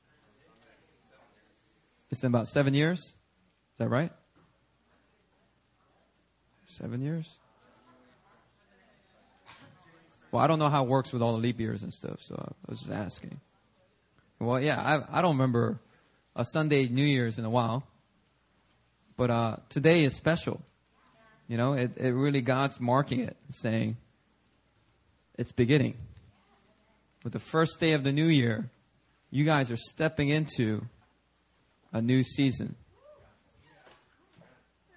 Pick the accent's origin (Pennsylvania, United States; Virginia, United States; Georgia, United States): Pennsylvania, United States; Philadelphia; also born or lived in New York City, United States; now in Seoul, South Korea; when I was growing up in Philadelphia